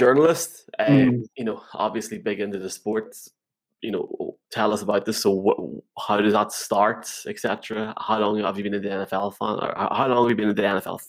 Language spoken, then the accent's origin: English; England, United Kingdom; accent: Northern; My Northern accent's going to get me here.